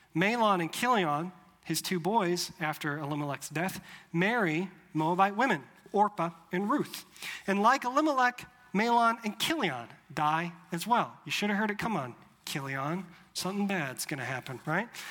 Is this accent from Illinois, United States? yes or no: yes; Chicago, Illinois, United States; moved away as an adult; also born or lived in Europe / Rhode Island / Louisville, Kentucky; now in Mobile, United States; I grew up in the Chicago area, lived a lot of my 20s in Europe